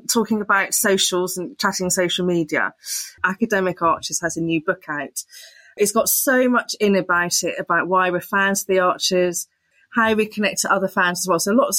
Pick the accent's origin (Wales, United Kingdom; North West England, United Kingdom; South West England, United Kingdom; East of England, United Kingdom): South West England, United Kingdom; Somerset; moved away; also born or lived in London; And I grew up in Somerset. I had Bristol on the doorstep.